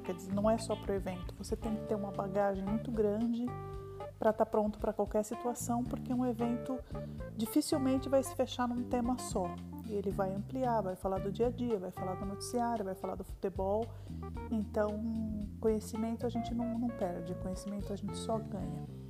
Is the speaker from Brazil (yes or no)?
yes; São Caetano do Sul, São Paulo, Brazil; eu sou de São Caetano do Sul e moro na Grande São Paulo